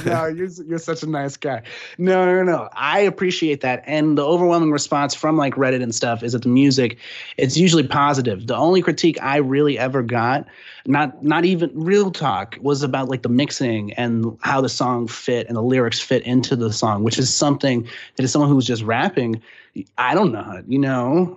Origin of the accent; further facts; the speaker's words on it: San Antonio, Texas, United States; now in Austin, United States; I'm originally from San Antonio, but that's a stone's throw, you know, from Austin.